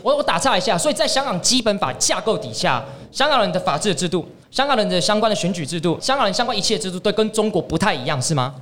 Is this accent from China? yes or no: no; Taiwan; also born or lived in Hong Kong; 我们台湾人